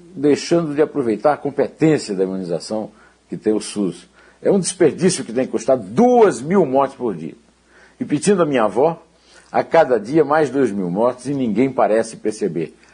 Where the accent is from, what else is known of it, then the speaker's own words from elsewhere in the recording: Uiraúna, Paraíba, Brazil; Uiraúna, onde eu nasci, na Paraíba